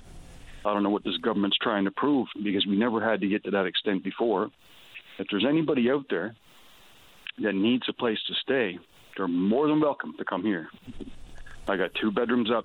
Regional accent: Newfoundland and Labrador, Canada; also born or lived in Alberta; I was from Newfoundland.

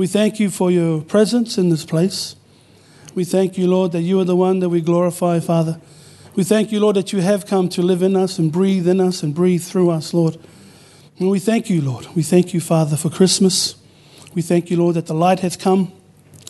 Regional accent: New Zealand; now in Perth, Australia; We're Samoans born in New Zealand, but living in Australia. And so growing up in New Zealand, we grew up with the principles

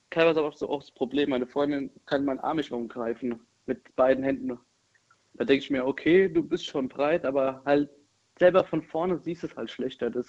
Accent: Darmstadt, Hesse, Germany; Ich komme aus Darmstadt.

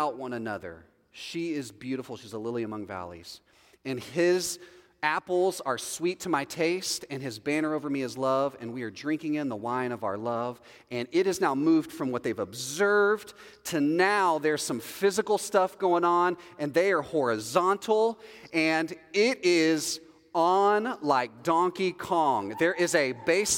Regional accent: Texas, United States; I'm from Texas

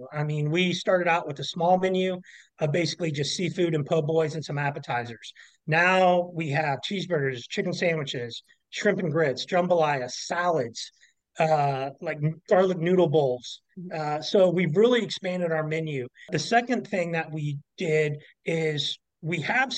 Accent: Kansas City, United States; moved away; I'm originally from Kansas City

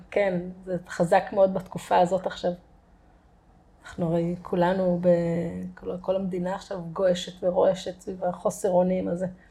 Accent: Kerem Maharal, Haifa District, Israel; also born or lived in Kfar Galim; גדלתי בכרם מהר"ל

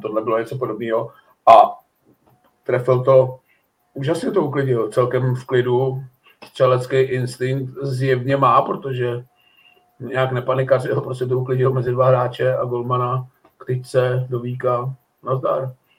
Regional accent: Týnov, northern Bohemia, Czechia; moved away; já mám spoustu známých tam na severu, protože jsem z Týnova

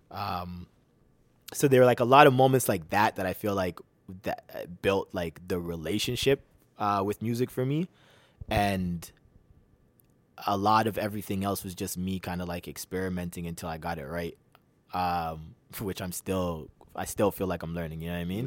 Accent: Toronto, Ontario, Canada; also born or lived in Mississauga; I was born in Toronto

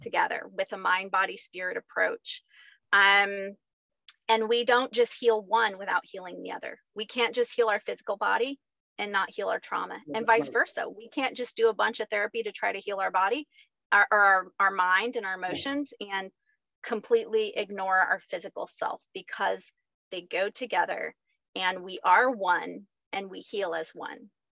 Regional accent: rural Missouri, United States; now in Bixby, United States; I grew up on a farm in rural Missouri, so still Midwest.

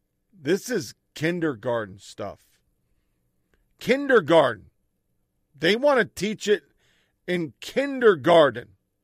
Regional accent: San Diego, California, United States; I grew up in South Bay, San Diego, and I identify as Mexican, Chicanx, cisgender woman

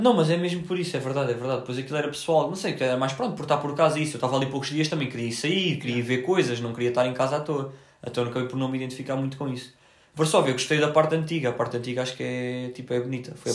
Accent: Portugal; Eu disse que era de Portugal

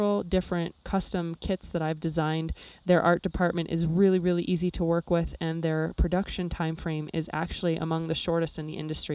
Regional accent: Nebraska, United States; my home state of Nebraska

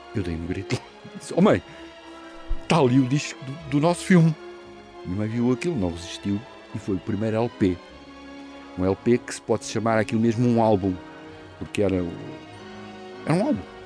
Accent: Lisbon, Portugal; em Lisboa, no, em Campolide, que era do meu avô, onde eu cresci

